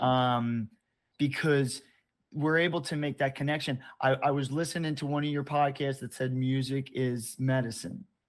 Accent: Baltimore, Maryland, United States; I grew up in Baltimore, Maryland

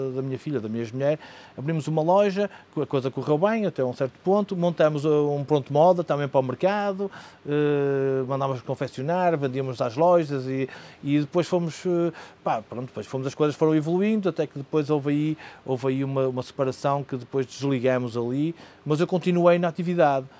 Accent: Porto, Norte, Portugal; moved away as an adult; now in Madeira, Portugal; sou um homem nascido e criado no centro da cidade do Porto

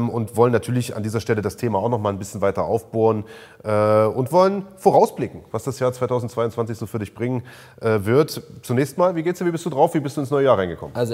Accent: Halle, Saxony-Anhalt, Germany; danke, dass ich hier sozusagen als Hallenser ja zu Gast sein darf.

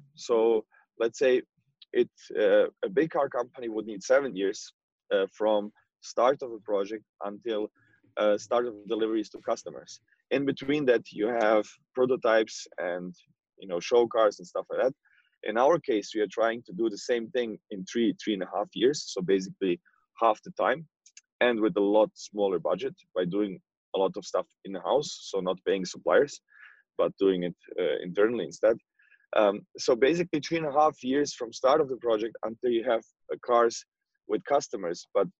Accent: Croatia; I was, I mean, I'm from Croatia and he was born in Croatia.

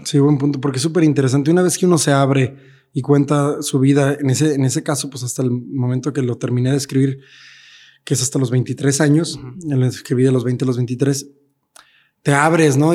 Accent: Mexico; now in Mexico City, Mexico; como mexicanos

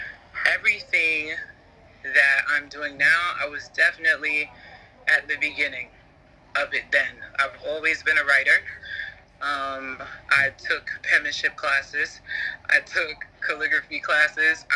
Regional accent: United States; as an American, but having African parents and African family

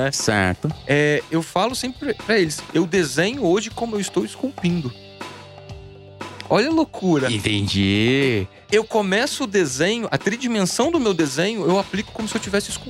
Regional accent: Guarapari, Espírito Santo, Brazil; moved away; eu sou de Guarapari. Uhum. Eu era pequeno em Guarapari.

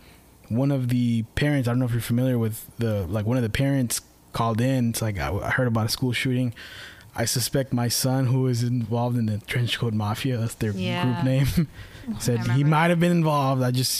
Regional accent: Richmond, United States; Yeah, because school shootings were not uncommon, especially growing up in Richmond.

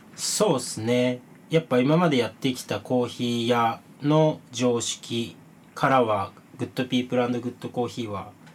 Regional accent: Toki, Gifu, Japan; moved away as an adult; now in Tokyo, Japan; 岐阜県土岐市っていう町は陶器がすごく盛んな町でうん炎の町って呼ばれてるんですけど

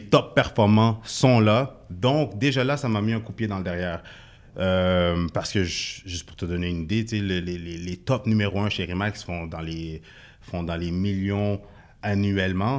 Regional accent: Quebec, Canada; also born or lived in Haiti (ancestry); je suis d'origine haïtienne, né au Québec

